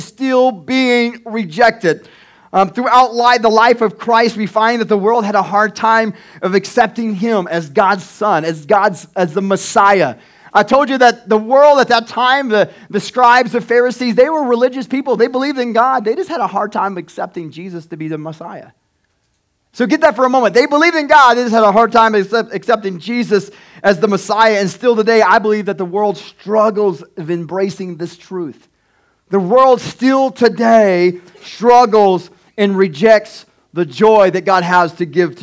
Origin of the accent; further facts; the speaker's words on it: Tecumseh, United States; This is my home. I grew up in Tecumseh